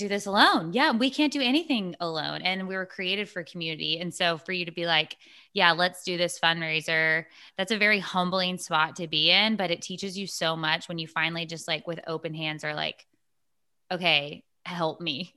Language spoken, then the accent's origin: English; Texas, United States; I'm from Texas